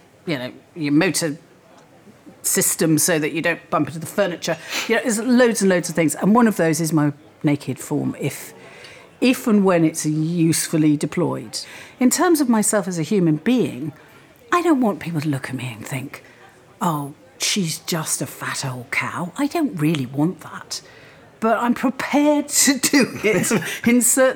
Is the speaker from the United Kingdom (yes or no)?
yes; Wales, United Kingdom; moved away as an adult; I grew up in Wales, yes. My parents moved to Wales when I was 3. I was educated there, and I lived there until I went to university